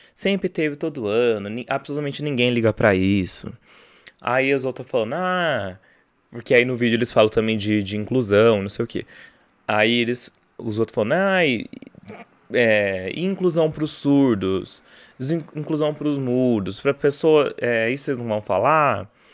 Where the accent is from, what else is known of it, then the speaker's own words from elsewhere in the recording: Barretos, São Paulo, Brazil; festa do peão de Barretos, né, lá minha cidade natal